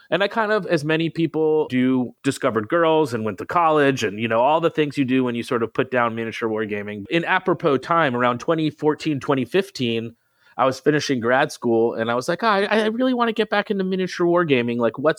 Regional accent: Marin County, California, United States; also born or lived in Napa, California; I'm from the Bay Area, California. I grew up in Marin County, just north of San Francisco. Currently, I live in Napa, the beautiful wine country.

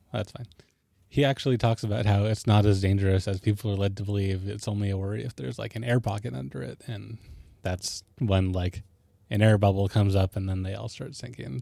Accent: Alaska, United States; I lived in Alaska

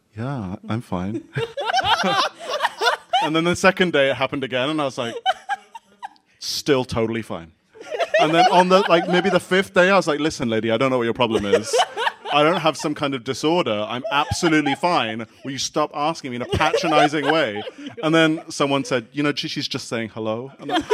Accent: Singapore; also born or lived in Bath / Kent / Ecuador; now in London, United Kingdom; I grew up in Singapore. But neither of my parents were from Singapore

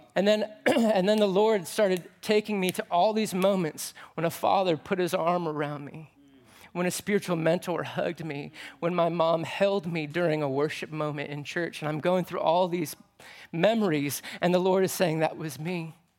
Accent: United States; I'm an American dude

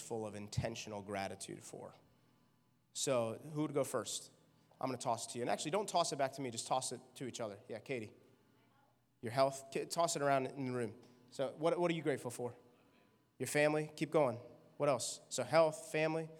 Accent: New York, United States; I'm a New Yorker

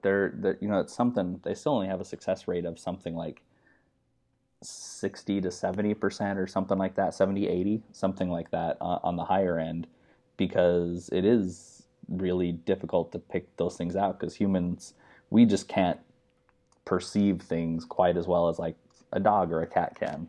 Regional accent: United States; moved away as an adult; also born or lived in Utah / Wyoming; now in California, United States; I grew up in, I'm from Utah and Wyoming

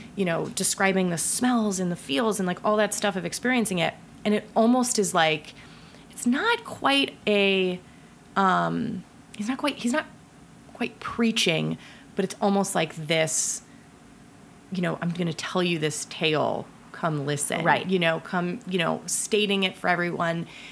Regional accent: Ohio, United States; I'm from Ohio

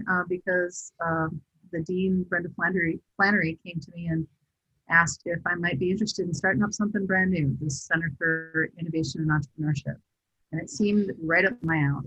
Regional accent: southern Minnesota, United States; also born or lived in St. Cloud, Minnesota / northern Iowa; I was born in St. Cloud. I've spent most of my life in southern Minnesota and northern Iowa

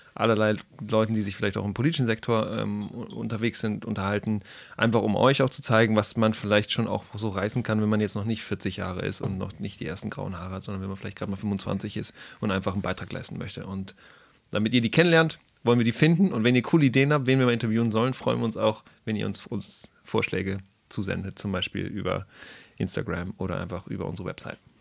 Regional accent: Hamburg, Germany; moved away as an adult; now in Karlsruhe, Germany; ich bin in Hamburg aufgewachsen

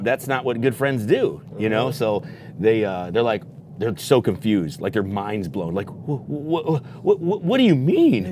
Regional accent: Elgin, Illinois, United States; moved away as an adult; now in Las Vegas, United States; I'm from Illinois, Elgin, Illinois, and uh, I moved to Vegas in 07

